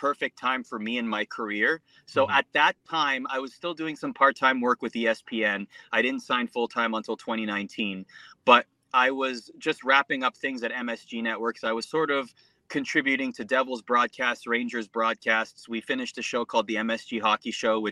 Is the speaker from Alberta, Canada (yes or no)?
no; Mississauga, Ontario, Canada; also born or lived in Scarborough, Toronto / Oakville; born and raised in Canada, Scarborough, then Mississauga, Oakville area